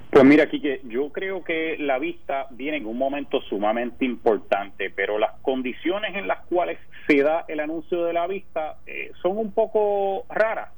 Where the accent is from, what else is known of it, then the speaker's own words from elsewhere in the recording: Puerto Rico; moved away as an adult; also born or lived in Chicago; now in Washington, D.C., United States; nací y crecí en Puerto Rico